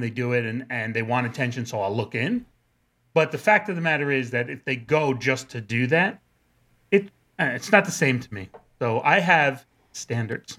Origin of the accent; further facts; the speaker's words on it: New Rochelle, New York, United States; growing up in New Rochelle